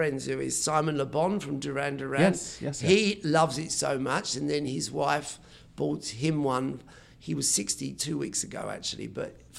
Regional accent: Gravesend, South East England, United Kingdom; I was born on the River Thames, right, where Pocahontas died

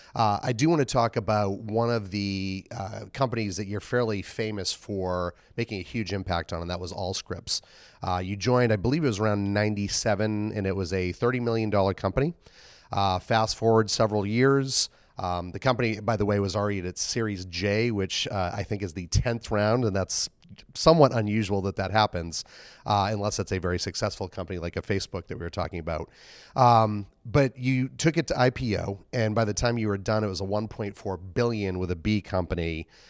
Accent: Boston, Massachusetts, United States; Boston, my hometown

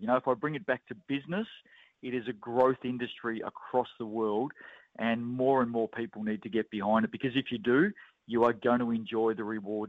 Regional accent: Australia; now in New Zealand; You know, I grew up with it in Australia and have been a big fan of the WNBL there

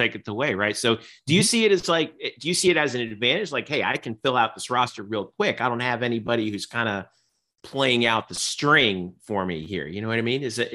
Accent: outside of Fort Lauderdale, Florida, United States; also born or lived in New Jersey; I grew up outside of Fort Lauderdale

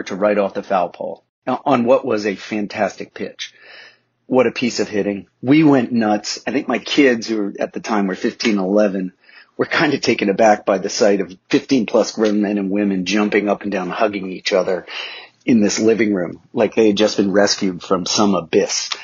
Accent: Easton, Pennsylvania, United States; also born or lived in New York area; now in Washington, D.C., United States; I grew up in Easton, Pennsylvania, home of Larry Holmes

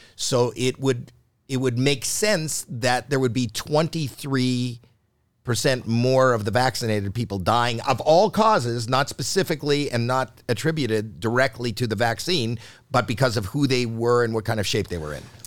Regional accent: Canada; I was born in Canada

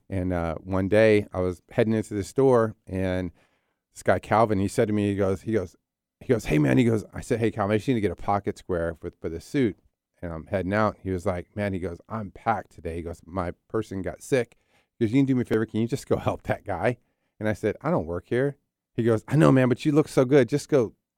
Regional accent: New Jersey, United States; also born or lived in Philadelphia, Pennsylvania; I'm an East Coast guy. So I was born in Philly, Philly, Raised in South Jersey, Jersey

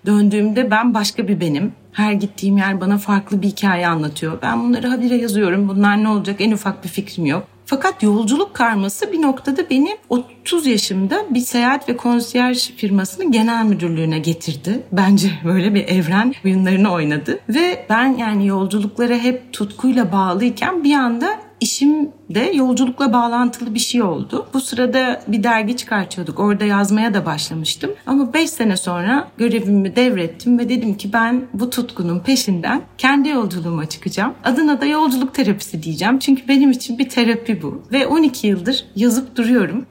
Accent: Bursa, Turkey; Ben Bursa'da büyüdüm ve tek çocuğum

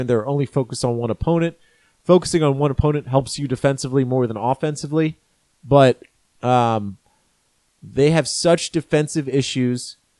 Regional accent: Maryland, United States; moved away; my regular home in Maryland when I grew up. I grew up in Maryland.

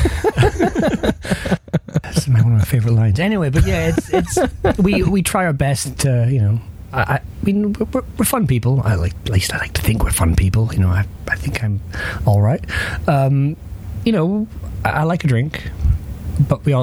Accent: Perth, Scotland, United Kingdom; my hometown, Perth.

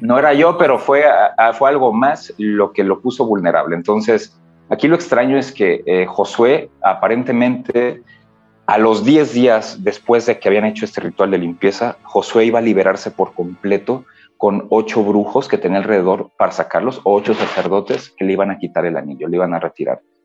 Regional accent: Michoacán, Mexico; yo soy de Michoacán

